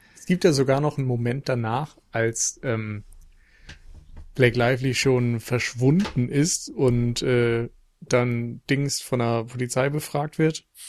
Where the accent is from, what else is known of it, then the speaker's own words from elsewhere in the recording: Northern Germany, Germany; als Norddeutscher